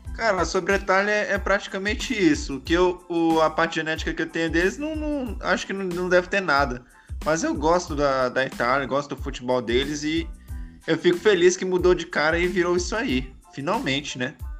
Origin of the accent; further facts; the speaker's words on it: Brazil; a gente é brasileiro